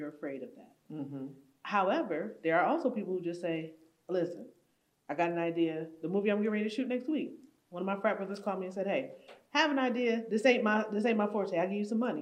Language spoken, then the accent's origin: English; Buffalo, New York, United States; I grew up in Buffalo